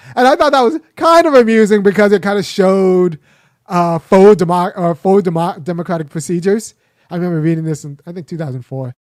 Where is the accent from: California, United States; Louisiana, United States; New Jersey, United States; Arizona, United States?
California, United States; Los Angeles; as a young boy growing up in Los Angeles, I was about three miles away from the eighty-four Olympics. It's in Baldwin Hills.